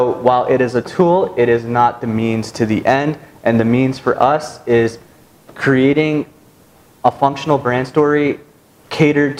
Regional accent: United States; integrated into American society, born here

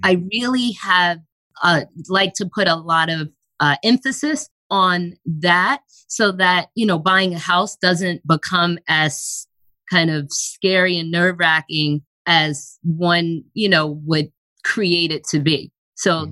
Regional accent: Long Island, New York, United States; I grew up in New York on Long Island

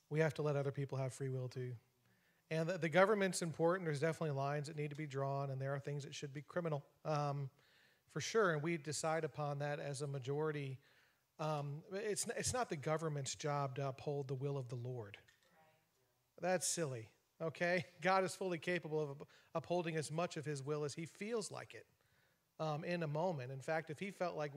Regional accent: United States; I am a proud American

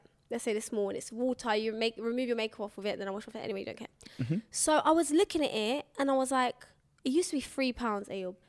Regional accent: North Carolina, United States; North Carolina.

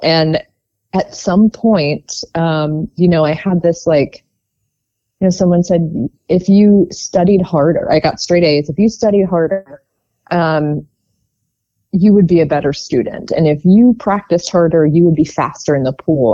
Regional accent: Baltimore, Maryland, United States; also born or lived in Whiteford, Maryland / Towson, Maryland; I grew up just outside of Baltimore.

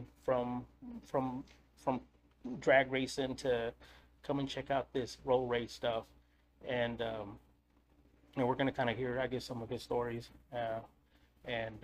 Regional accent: Eagle Pass, Texas, United States; I'm from Eagle Pass. I was actually born on the other side of the border

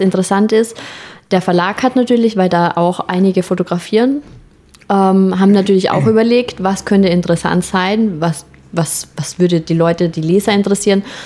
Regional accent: Austria; accent: leicht österreichischer Akzent; Habe ich natürlich als Österreicherin mit meinem perfekten Hochdeutsch

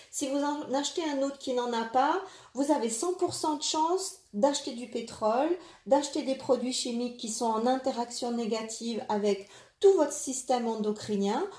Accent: France; Chez nous, en France

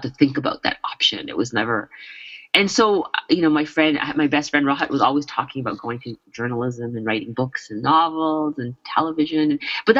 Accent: Brampton, Ontario, Canada; I grew up in Brampton when it was white

